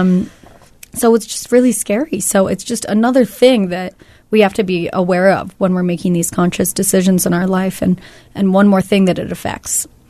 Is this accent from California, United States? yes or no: yes; California, United States; moved away; I'm from California